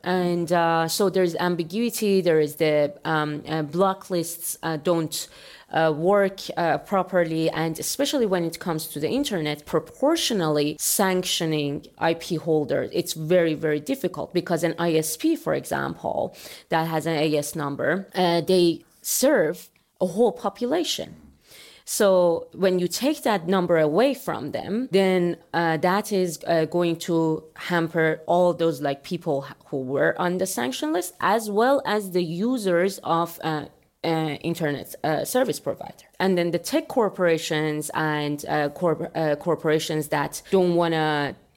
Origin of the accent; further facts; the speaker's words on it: Iran; moved away as an adult; also born or lived in Europe / Germany; now in United States; I am from Iran